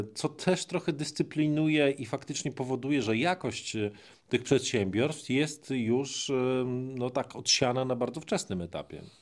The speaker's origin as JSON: {"language": "Polish", "region": "Greater Poland", "country": "Poland", "said": "pochodzi tak jak ja z Wielkopolski."}